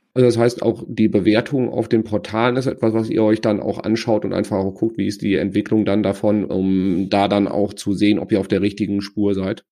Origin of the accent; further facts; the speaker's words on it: Sauerland, North Rhine-Westphalia, Germany; wir sind ja beide Sauerländer